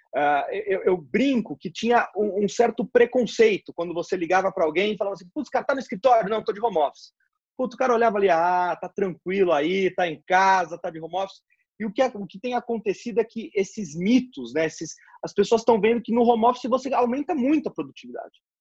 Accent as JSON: {"language": "Portuguese", "country": "Brazil", "said": "como brasileiro"}